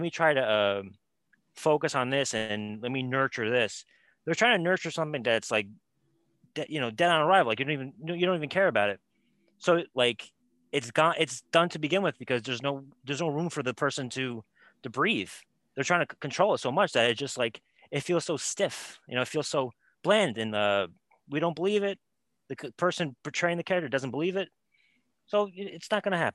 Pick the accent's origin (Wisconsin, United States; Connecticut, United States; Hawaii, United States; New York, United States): New York, United States; I'm a New Yorker